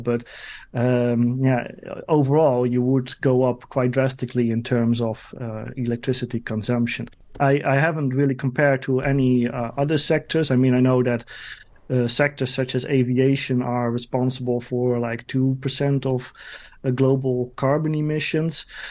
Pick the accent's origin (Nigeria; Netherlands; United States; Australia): Netherlands; my home country, the Netherlands